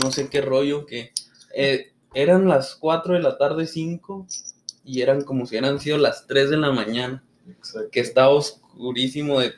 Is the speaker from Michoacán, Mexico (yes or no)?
no; Chihuahua, Mexico; De hecho, dijimos Ascensión Juárez, pero somos de Chihuahua.